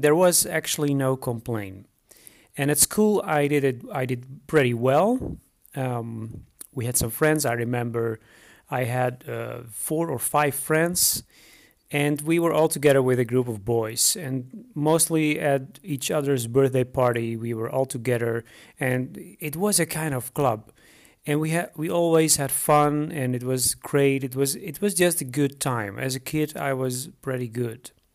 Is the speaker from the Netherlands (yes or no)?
yes; Netherlands; moved away as an adult; now in Romania; I am originally from the Netherlands and I moved to Romania in 2012.